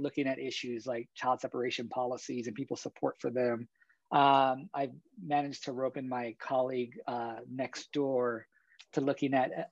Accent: San Antonio, Texas, United States; moved away; my home state of San Antonio, Texas

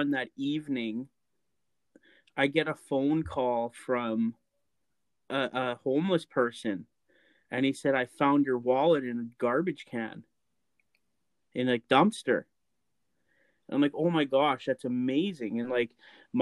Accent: Lac La Biche, Alberta, Canada; moved away; I grew up in Lac La Biche, Alberta

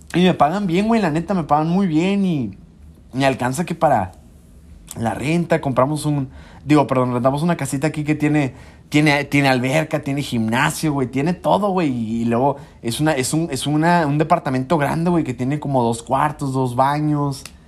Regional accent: Mexico; moved away as an adult; now in Houston, United States; soy un IMG de México

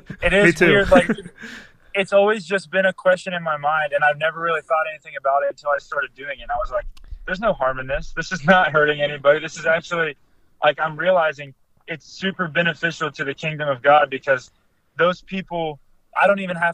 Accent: Ohio, United States; now in Michigan, United States; I'm not home right now here in Michigan. I'm from Ohio.

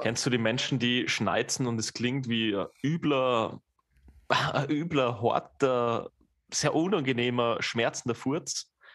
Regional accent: Austria; bei uns in Österreich

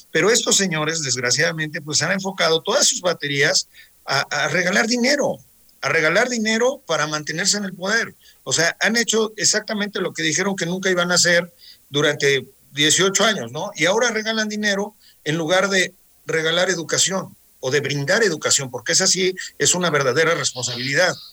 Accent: Mexico; Nosotros como mexicanos somos los campeones de, del amor.

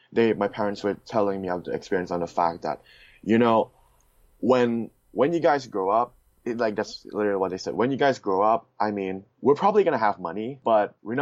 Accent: Bangkok, Thailand; moved away as an adult; now in Michigan, United States; I'm actually from Bangkok, Thailand. For my high school, I'm at Concord International School.

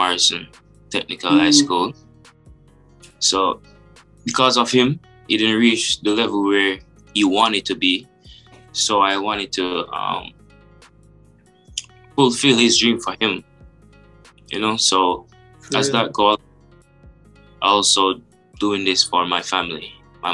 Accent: Montego Bay, Saint James, Jamaica; when I was younger, growing up in Montego Bay

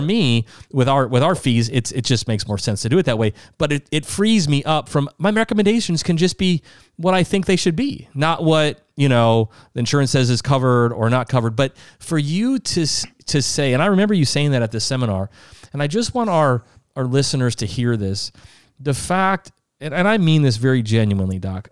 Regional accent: Sioux Falls, South Dakota, United States; also born or lived in Minnesota; now in Florida, United States; we're from Sioux Falls, South Dakota. That's home.

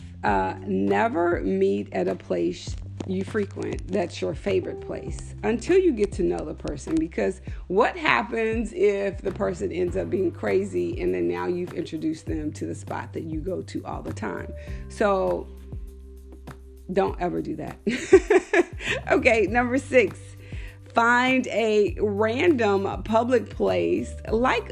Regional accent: Texas, United States; I'm from Texas

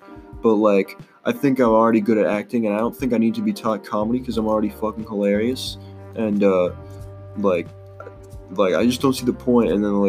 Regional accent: Boston, Massachusetts, United States; I was from Boston

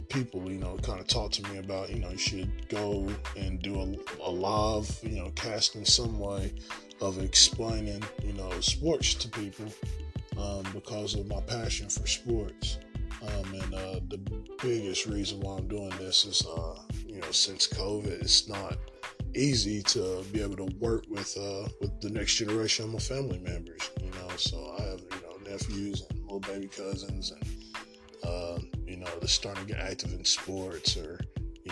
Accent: Morristown, Tennessee, United States; I grew up in Morristown, Tennessee, born and raised, and grew up active in sports

